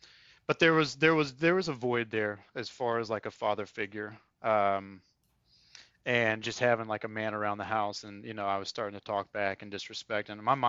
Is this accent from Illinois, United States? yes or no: no; North Carolina, United States; I'm from the Triad area of North Carolina.